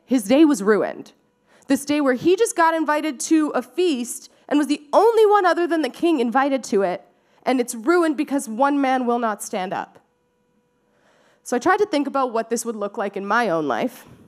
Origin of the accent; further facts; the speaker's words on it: Surrey, British Columbia, Canada; now in Vancouver, Canada; I grew up in Surrey. Uh, so really close to here, just down, down the highway